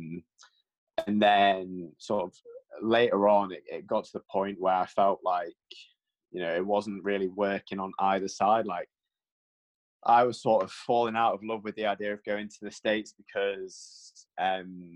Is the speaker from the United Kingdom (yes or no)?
yes; United Kingdom; being like a British kid